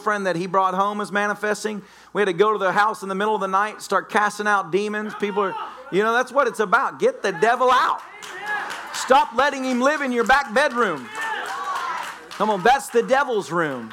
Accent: the South, United States

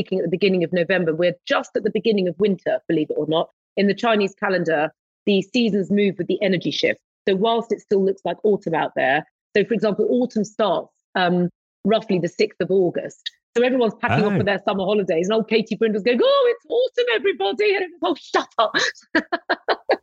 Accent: London, United Kingdom; moved away as an adult; I was born in London, had my first flat in London, you know, lived in London, moved to the countryside about 12 years ago

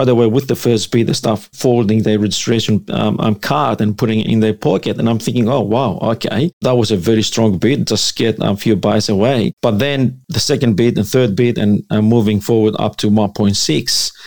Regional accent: Greece; now in Sydney, Australia; I'm from Greece. Greek background. Both mom and dad, they're coming from Greece

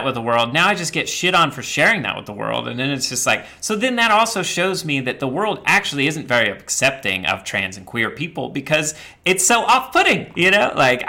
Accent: the Bible Belt, United States; I grew up in the Bible Belt and around these people that literally were like so absorbed in the cult of like white patriarchal Christianity.

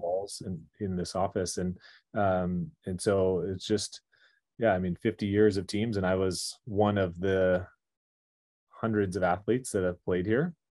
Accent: Irvine, California, United States; now in Malibu, United States; growing up there until I was eighteen years old.

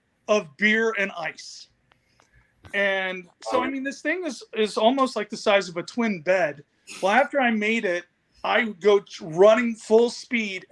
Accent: Phoenix, Arizona, United States; I'm from Phoenix

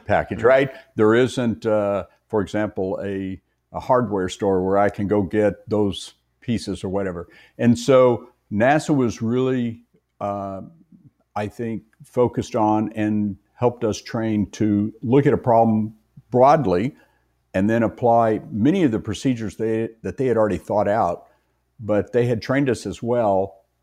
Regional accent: West Texas, United States; as a young boy growing up in West Texas

